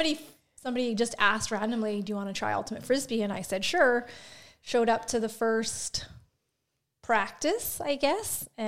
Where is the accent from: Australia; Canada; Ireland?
Canada; Saskatoon, Saskatchewan; also born or lived in Regina / Pike Lake; I'm from Saskatoon. So I grew up in Saskatoon. My parents moved to Regina for a little bit, but I was young, so I don't really remember living there. And then my parents broke up, split up, and my mom and I moved back to Saskatoon.